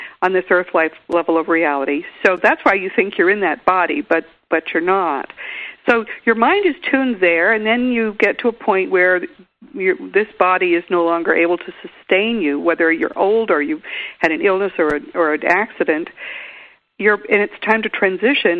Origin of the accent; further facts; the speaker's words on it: Grafton, Massachusetts, United States; now in Austin, United States; my hometown in Grafton, Mass.